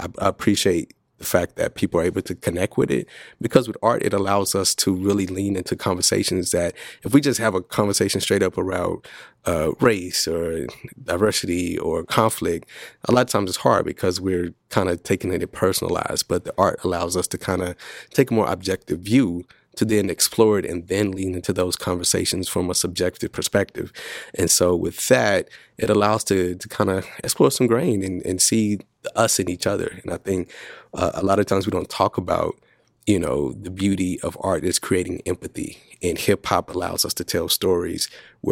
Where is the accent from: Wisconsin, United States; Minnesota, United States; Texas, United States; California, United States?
Texas, United States; Dallas; I'm from Dallas, so I grew up Southern Baptist